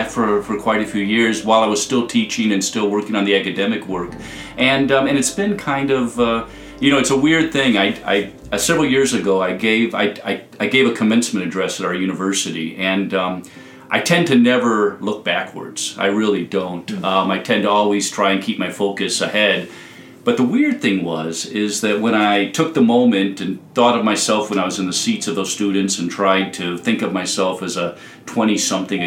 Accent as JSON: {"language": "English", "town": "Hoffman Estates", "region": "Illinois", "country": "United States", "tie": "born or raised there", "also_born_or_lived": "Iowa City", "said": "I'm from Hoffman Estates"}